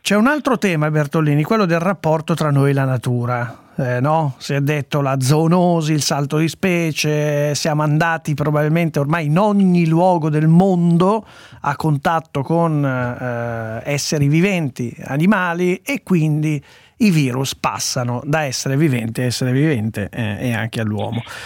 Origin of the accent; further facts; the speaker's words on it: Italy; io sono italiano, non sono di Bruxelles